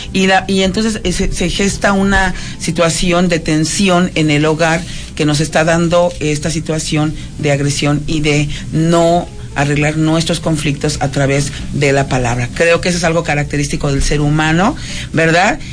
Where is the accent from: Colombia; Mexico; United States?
Mexico; Mexico City; De la Ciudad de México, de la amada Ciudad de México